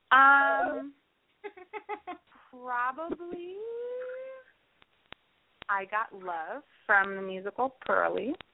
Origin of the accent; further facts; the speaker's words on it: Willingboro, New Jersey, United States; I did, yeah, in Willingboro, New Jersey. We're about 20 minutes outside of Philadelphia.